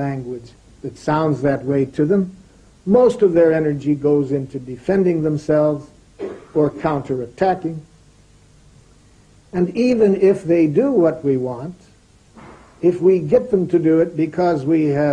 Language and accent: English; Detroit, Michigan, United States; I grew up in Detroit, Michigan, in the United States.